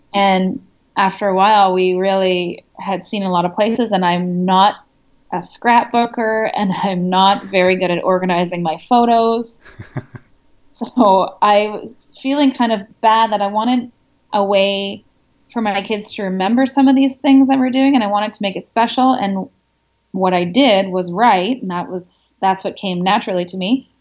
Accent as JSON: {"language": "English", "country": "Canada", "also_born_or_lived": "France", "moved": "as an adult", "lives_now": "Congo"}